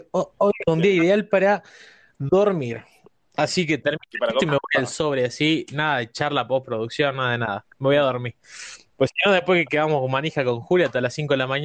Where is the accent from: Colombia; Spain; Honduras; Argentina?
Argentina; Ya sé que soy argentino, pregunto. Eh, siempre está caldeado el ambiente en Argentina.